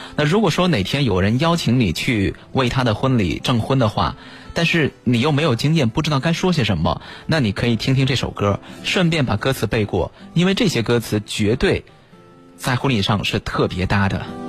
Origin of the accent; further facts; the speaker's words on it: northern China, China; 幸亏我是北方人